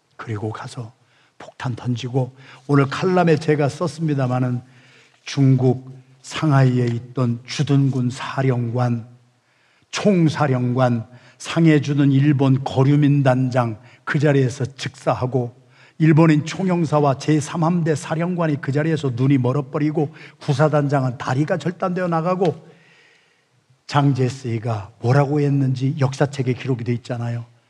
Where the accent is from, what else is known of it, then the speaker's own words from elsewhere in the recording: Yesan, South Chungcheong, South Korea; moved away; 제가 충청남도 예산군 예산읍 신흥동 314번지에서 태어나서 거기서 살았는데